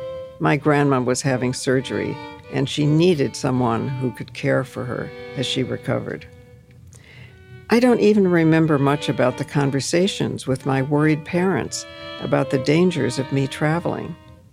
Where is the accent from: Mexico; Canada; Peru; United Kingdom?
Mexico; Colima; The plane was going to Puerto Vallarta, and I'm actually from Colima, but they don't have a direct flight from Denver, and this is one of the closest airports.